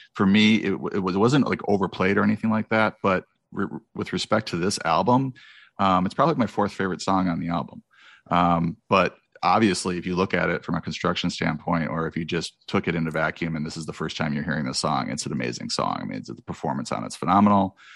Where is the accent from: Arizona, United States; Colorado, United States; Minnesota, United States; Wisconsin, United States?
Wisconsin, United States; moved away as an adult; also born or lived in Memphis, Tennessee; now in California, United States; I grew up in Wisconsin